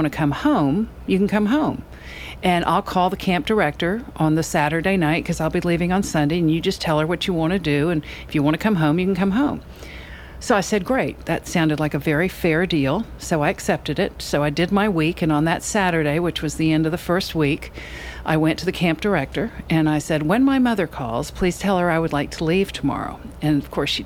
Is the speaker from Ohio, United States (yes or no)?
no; Charleston, South Carolina, United States; also born or lived in California / Kabul, Afghanistan; Having grown up here, growing up on Lower Queen Street